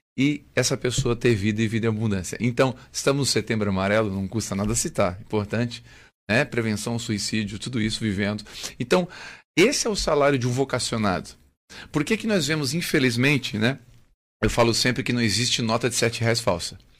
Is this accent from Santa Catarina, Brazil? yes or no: yes; Criciúma, Santa Catarina, Brazil; also born or lived in Três Corações, Minas Gerais / Belo Horizonte; Em 99 voltei para Criciúma, né? Sou da terra, queria voltar para minha terra já